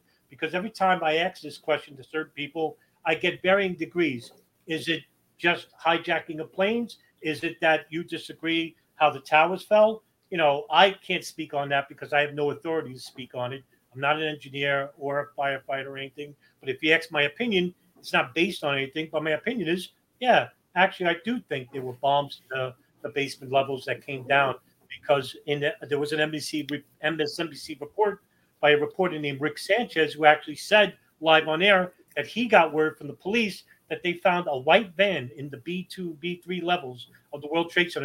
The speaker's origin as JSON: {"language": "English", "town": "New York City", "region": "New York", "country": "United States", "said": "I'm a New Yorker"}